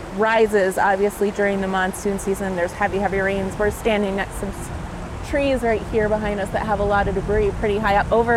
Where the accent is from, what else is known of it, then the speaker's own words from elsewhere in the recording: Midwest, United States; moved away as an adult; now in Arizona, United States; When I moved to Arizona from the Midwest 10 years ago, it was places like these that made me absolutely fall in love with the state.